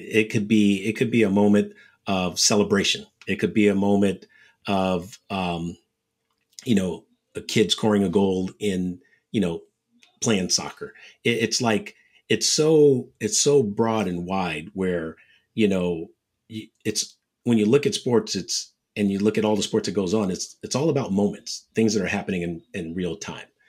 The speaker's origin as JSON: {"language": "English", "area": "San Francisco Bay Area", "region": "California", "country": "United States", "tie": "born or raised there", "said": "one of the top junior bowlers growing up in the Bay Area"}